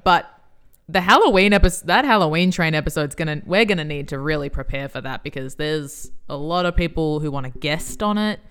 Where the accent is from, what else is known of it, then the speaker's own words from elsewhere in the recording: Australia; we are Australian.